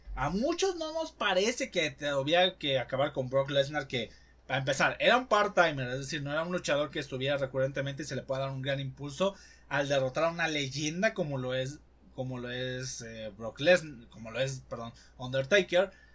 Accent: Mexico; los que somos mexicanos

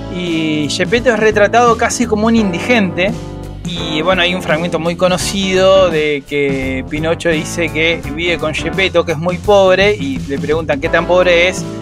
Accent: Argentina; Nosotros que somos argentinos

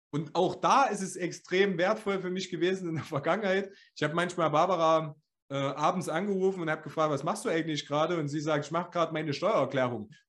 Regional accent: Thuringia, Germany; Wie wir das sagt, sagt man das so in Deutschland oder sagt man das nur bei uns in Ostthüringen?

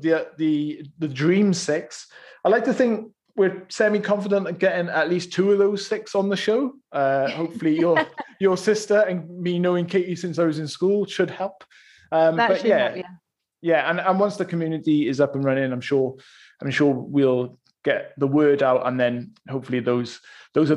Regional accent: Bridgend, Wales, United Kingdom; Bridgend, which is my hometown.

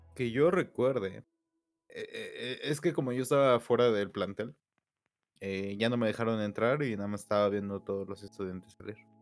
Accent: Mexico; como mexicanos

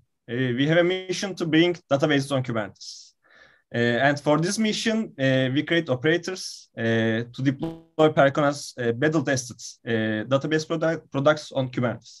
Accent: Istanbul, Turkey; also born or lived in Izmir; I am from Istanbul

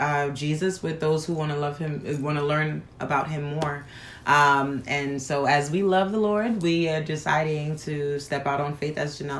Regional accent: New York City, New York, United States; All right. … I'm Haitian from Brooklyn.

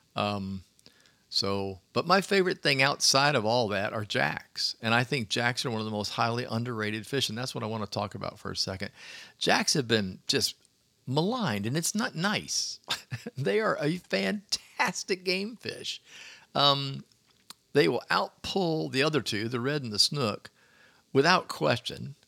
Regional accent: Clearwater, Florida, United States; growing up in Clearwater o, on a beach

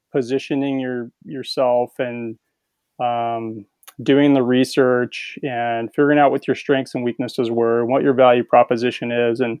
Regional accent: California, United States; I grew up in California, and so I was a surfer and beach volleyball player

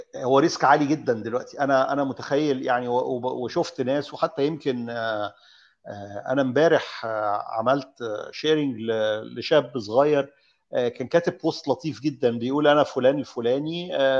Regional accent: Egypt; انا واحد مصري انا راجل معايا قرشين انا مصري

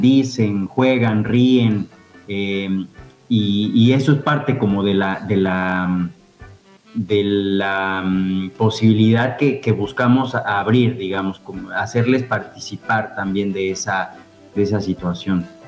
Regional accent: Mexico; moved away as an adult; now in Fisque, Argentina; en México, de donde soy originario

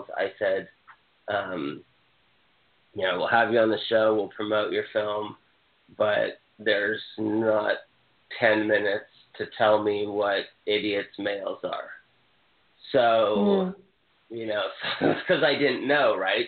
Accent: Hawaii, United States; I'm from Hawaii.

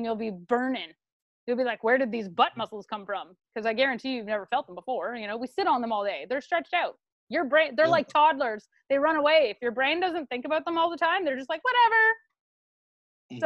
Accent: Canada; we're Canadian

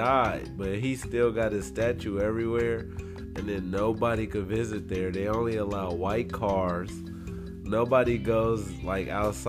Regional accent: United States; I'm an American.

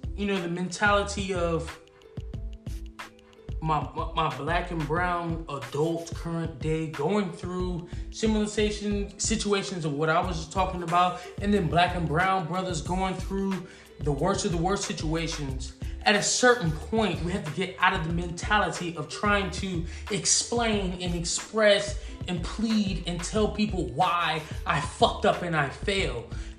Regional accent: Atlanta, Georgia, United States; I'm from Atlanta

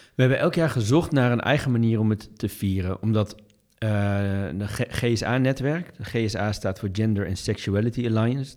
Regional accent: Doetinchem, Gelderland, Netherlands; de stad als Doetinchem, toevallig waar ik vandaan kom

